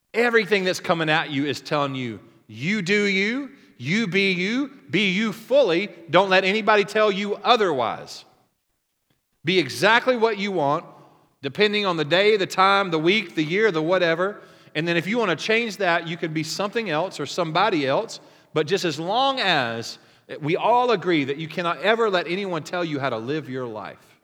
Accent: Oklahoma, United States; I'm from Oklahoma

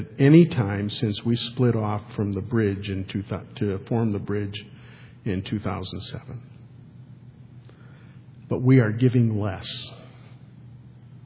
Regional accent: Detroit, Michigan, United States; When I grew up in Detroit

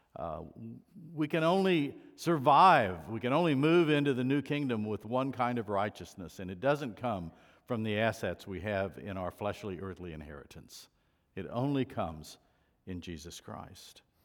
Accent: United States; being an American

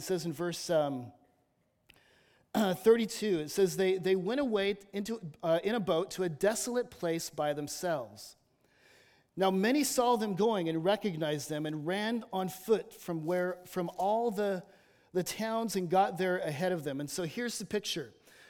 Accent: Los Angeles, California, United States; now in Batesville, United States; There's Disneyland where I'm from. I'm from Los Angeles.

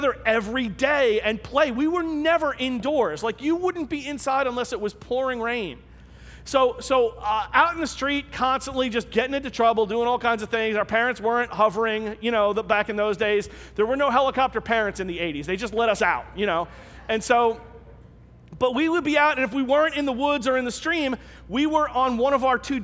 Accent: New York City, New York, United States; I grew up in Staten Island

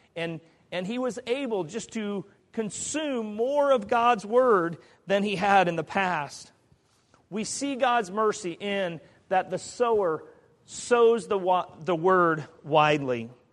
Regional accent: Kansas, United States; moved away; In Kansas, there's a beautiful area of the country. I think it's beautiful. That's my home state.

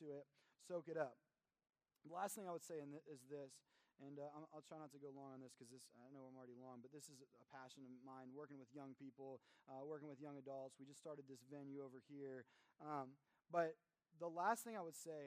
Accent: Kentucky, United States; moved away; I come from Kentucky

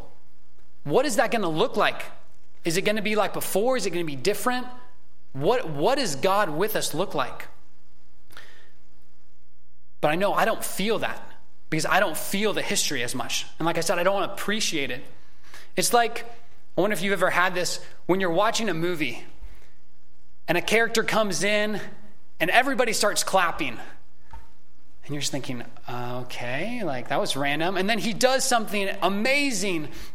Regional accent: United States; as American Christians

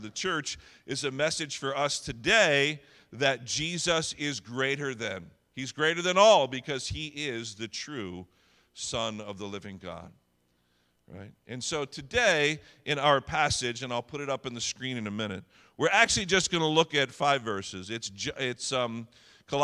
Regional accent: New Jersey, United States; I'm born and raised in Jersey

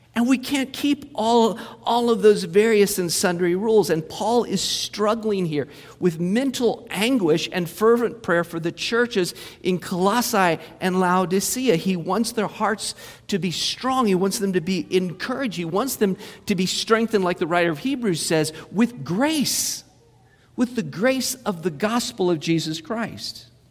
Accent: Muncie, Indiana, United States; moved away; Went to Muncie, my hometown.

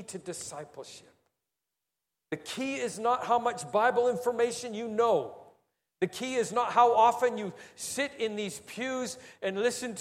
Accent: Singapore; we're Singaporean.

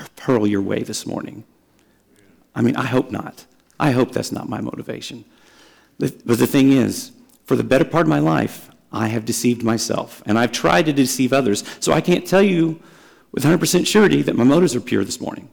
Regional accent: Dallas, Texas, United States; I grew up in Dallas

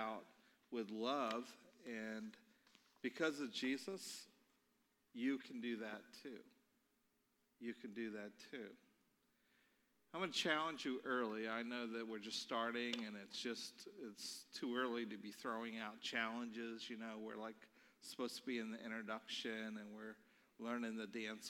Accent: Baltimore, Maryland, United States; now in North Canton, United States; I'm from Baltimore, Maryland

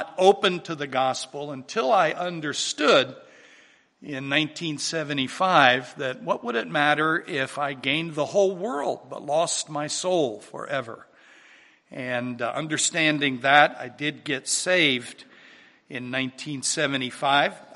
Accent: Charleston, South Carolina, United States; In 1955, I was born down in Charleston, South Carolina, and for the first 20 years of my life, I was raised in a very strict Roman Catholic upbringing.

